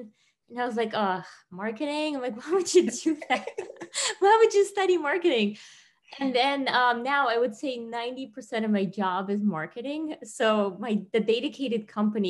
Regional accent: Tajikistan; moved away; me growing up in Tajikistan

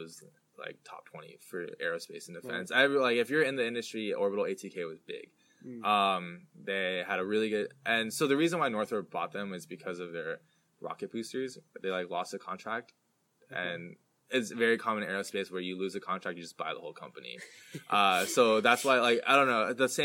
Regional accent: the Bay Area, California, United States; I'm from the Bay Area

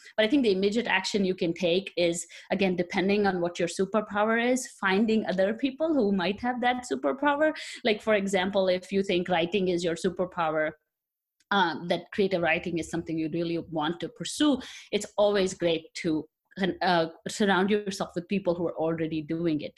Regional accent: India; moved away as an adult; now in United States; I come from India, so I was born there, and I did my bachelor's in chemical engineering in India, and then I came here for my master's about eight years ago

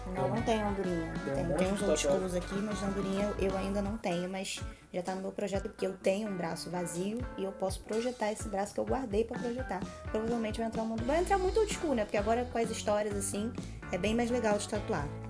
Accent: Rio das Ostras, Rio de Janeiro, Brazil; a gente é de Rio das Ostras

